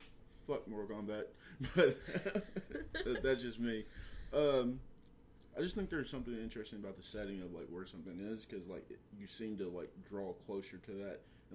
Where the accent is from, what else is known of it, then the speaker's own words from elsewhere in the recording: United States; being American